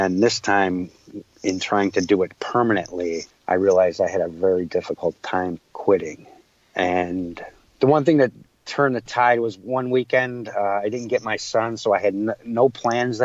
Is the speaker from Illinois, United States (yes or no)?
yes; Chicago, Illinois, United States; also born or lived in Waukegan, Illinois; I grew up in Chicago